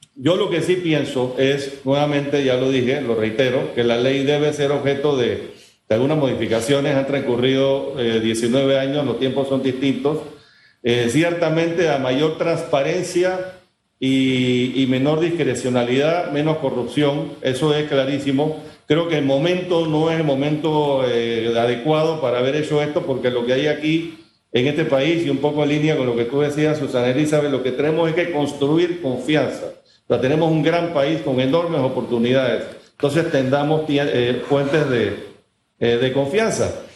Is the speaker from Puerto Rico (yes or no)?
no; Panama; Como panameños